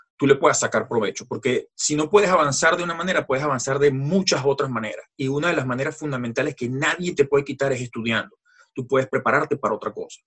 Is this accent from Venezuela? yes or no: yes; Venezuela; moved away as an adult; soy de nacimiento venezolano, eh, vengo de una familia francesa